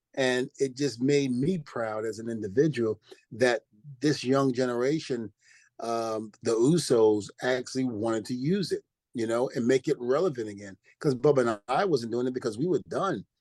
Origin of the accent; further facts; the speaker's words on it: New Rochelle, New York, United States; also born or lived in Brooklyn, New York; I grew up in New Rochelle. Even though I'm from Brooklyn, New York, I mm-hmm. spent a little time in New Rochelle, New York